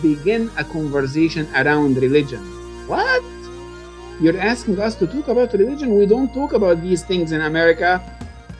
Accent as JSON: {"language": "English", "country": "Egypt", "tie": "born or raised there", "moved": "yes", "said": "I was born and raised in Egypt"}